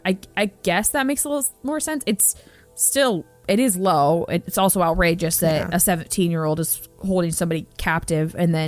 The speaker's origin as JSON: {"language": "English", "region": "Indiana", "country": "United States", "tie": "born or raised there", "said": "close to where Abby and I grew up in Indiana."}